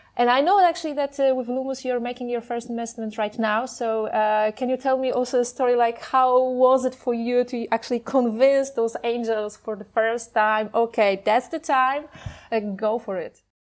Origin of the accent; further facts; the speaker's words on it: Poland; I'm from Poland.